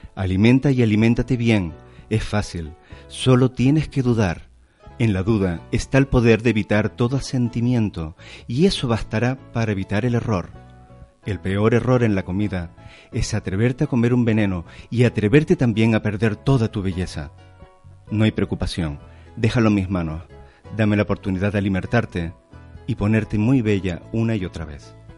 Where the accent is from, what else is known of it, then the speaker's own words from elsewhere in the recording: Canary Islands, Spain; yo soy canario primero. soy canario, por supuesto. Sí, tengo un carnet español, pero yo sí me considero canario